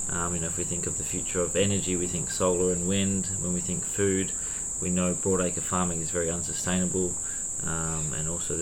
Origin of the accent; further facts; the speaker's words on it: WA, Western Australia, Australia; now in Byron Bay, Australia; Yeah, I'm from WA